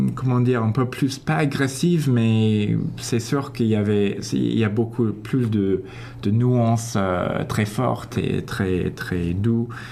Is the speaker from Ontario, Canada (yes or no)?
yes; Toronto, Ontario, Canada; first language English; French is a second language; also born or lived in Paris, France; je viens d'ici, de Toronto